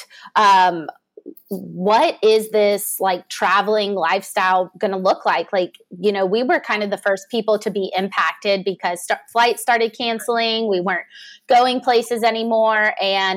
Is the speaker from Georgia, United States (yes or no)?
yes; Savannah, Georgia, United States; now in Atlanta, United States; I grew up in Savannah, Georgia, but I live in the city